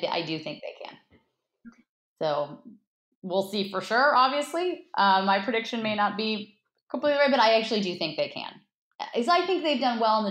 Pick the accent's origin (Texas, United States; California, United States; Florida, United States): California, United States; Los Angeles; I was born and raised in Los Angeles